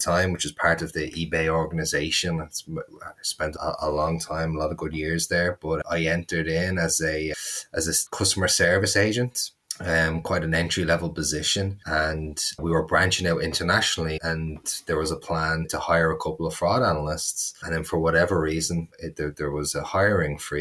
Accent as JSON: {"language": "English", "town": "Dublin", "region": "Leinster", "country": "Ireland", "also_born_or_lived": "United States", "accent": "Dublin", "moved": "as an adult", "said": "I was in Dublin, which is where I'm from, where I am right now."}